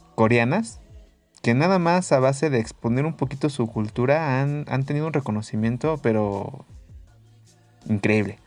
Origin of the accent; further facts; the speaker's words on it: Mexico; nosotros como mexicanos